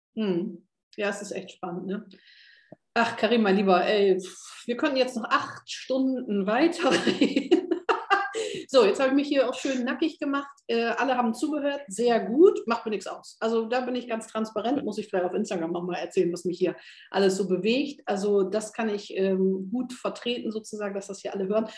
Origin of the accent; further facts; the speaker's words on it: North Sea coast, Northern Germany, Germany; ich bin ja sehr norddeutsch, also ich bin ja direkt an der Küste äh, geboren, an der Nordsee